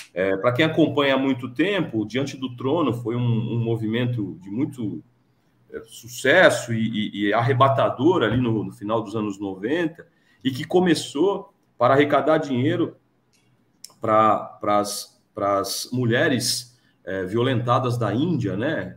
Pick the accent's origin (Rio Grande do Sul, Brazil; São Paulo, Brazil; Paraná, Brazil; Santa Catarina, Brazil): São Paulo, Brazil; Piracicaba; eu sou do interior de São Paulo, sou de Piracicaba